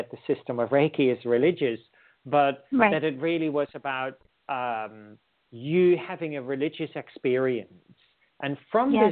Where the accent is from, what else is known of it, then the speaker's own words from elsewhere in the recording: Netherlands; moved away as an adult; also born or lived in India; now in Australia; I'm originally from the Netherlands